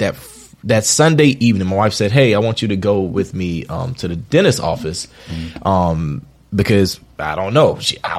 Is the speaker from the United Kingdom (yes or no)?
no; Wilmington, North Carolina, United States; I'm from North Carolina. All right. Born and raised.